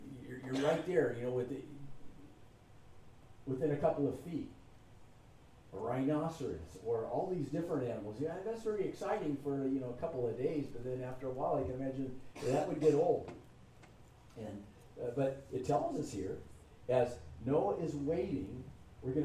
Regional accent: California, United States; I'm from California

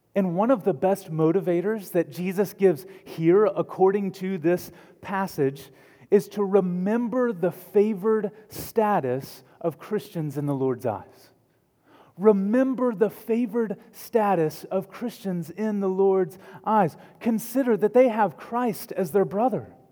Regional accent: Texas, United States; accent: Texan; my native language of Texan

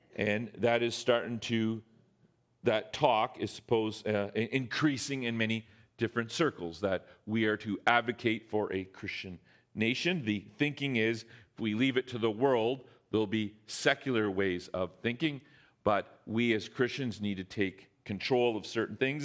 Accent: Canada; we as Canadian citizens

